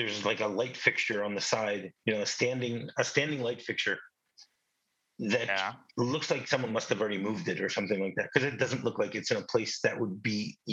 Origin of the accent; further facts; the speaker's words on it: Midwest, United States; I grew up in the Midwest in the 80s